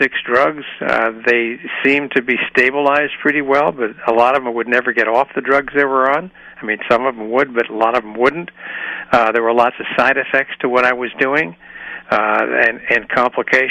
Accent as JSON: {"language": "English", "town": "Chicago", "region": "Illinois", "country": "United States", "moved": "as an adult", "lives_now": "Walnut Creek, United States", "said": "I came from Chicago originally"}